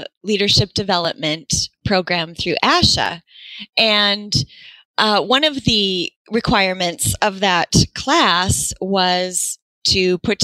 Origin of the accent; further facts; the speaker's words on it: Sioux Falls, South Dakota, United States; moved away as an adult; now in Iowa, United States; I am from Sioux Falls, South Dakota, and born and raised South Dakota girl, living in Iowa now, actually